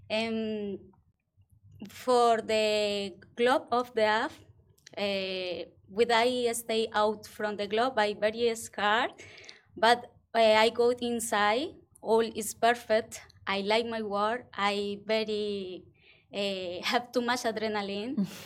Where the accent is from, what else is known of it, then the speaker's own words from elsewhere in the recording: Colombia; English is a second language; moved away; I'm from Colombia. uh, eh, I'm from Colombia.